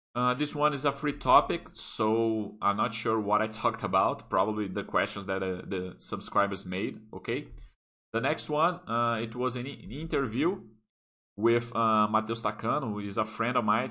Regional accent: Brasília, Federal District, Brazil; English is a second language; I started to study English when I was eight years old, okay? There is a very good uh, English school here that uh, called here in Brasilia

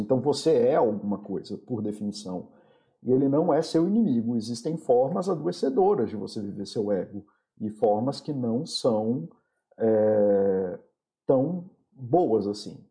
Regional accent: Brazil; Eu sou brasileiro, apesar de, de eu também não gostar de definições por países, mas eu sou brasileiro para todos os efeitos legais

